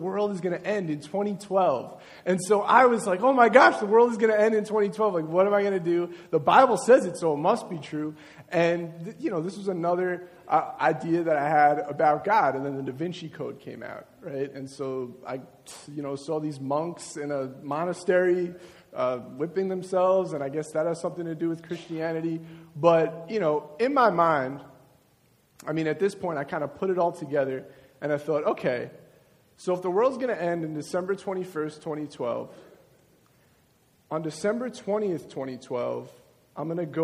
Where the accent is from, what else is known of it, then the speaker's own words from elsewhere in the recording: Long Beach, New York, United States; I grew up in Long Beach, which is Nassau County.